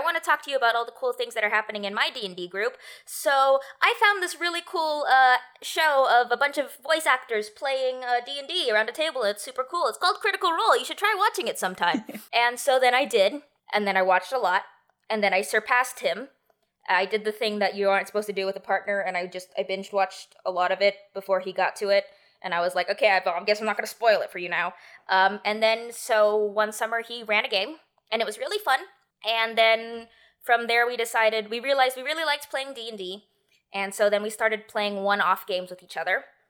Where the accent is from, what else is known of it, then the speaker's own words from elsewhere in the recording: United States; I'm Filipino by blood, but I've been, I was born in America, I've been raised American, I've never been to the Philippines